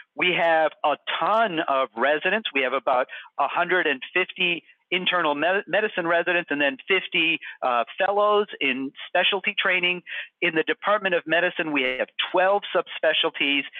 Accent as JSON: {"language": "English", "town": "Houghton", "region": "Michigan", "country": "United States", "tie": "born or raised there", "also_born_or_lived": "Massachusetts / San Diego, California", "moved": "yes", "lives_now": "Syracuse, United States", "said": "I grew up in Houghton, Michigan."}